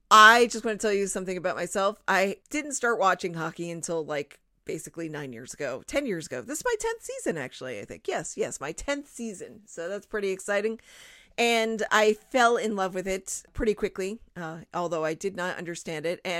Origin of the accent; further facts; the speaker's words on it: Rhode Island, United States; I forgot to mention I'm from Rhode Island. It's like the biggest thing about me.